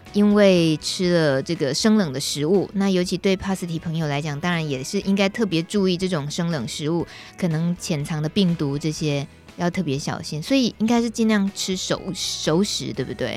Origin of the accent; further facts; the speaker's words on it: Yilan, Yilan County, Taiwan; 我来自宜兰，很多温泉鱼的地方